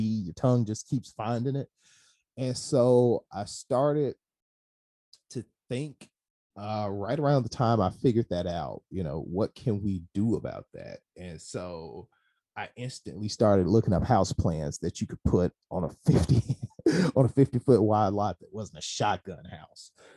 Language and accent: English; Hollandale, Mississippi, United States; all the good stuff in me started here